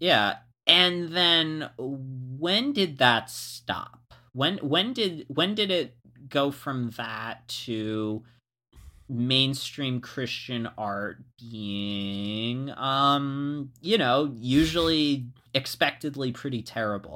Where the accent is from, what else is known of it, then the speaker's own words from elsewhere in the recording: Florida, United States; moved away; I was from Florida